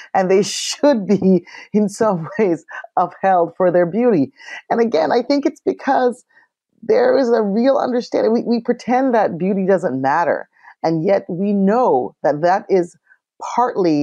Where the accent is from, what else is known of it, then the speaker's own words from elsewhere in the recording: Canada; growing up in Canada